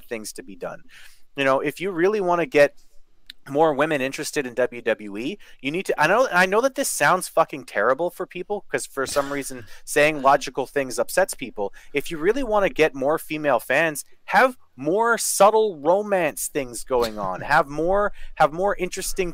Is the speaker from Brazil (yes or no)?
no; Canada; I'm from Canada